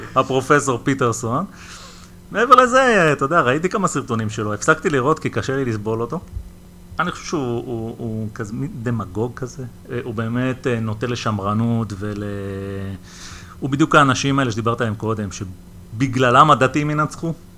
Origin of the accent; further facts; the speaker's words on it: Israel; אנחנו כילדים שגדלנו בישראל